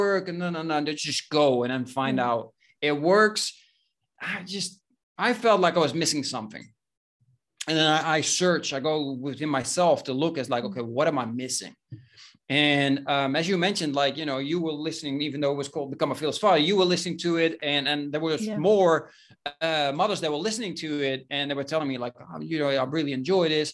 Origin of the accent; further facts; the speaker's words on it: Breda, North Brabant, Netherlands; moved away as an adult; now in Spain; I was born in Breda, which is a medium-sized city in the Netherlands, in the south, close to the Belgian border.